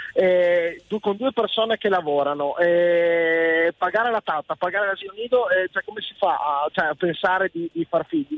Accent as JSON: {"language": "Italian", "town": "Pordenone", "region": "Friuli-Venezia Giulia", "country": "Italy", "said": "Di Pordenone"}